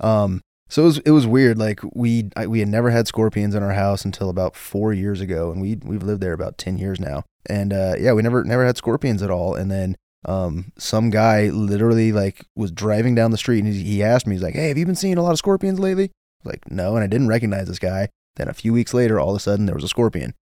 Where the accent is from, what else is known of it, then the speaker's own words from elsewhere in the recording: Las Vegas, Nevada, United States; I grew up in the Southeast, so it's funny, like, I've never lived in Henderson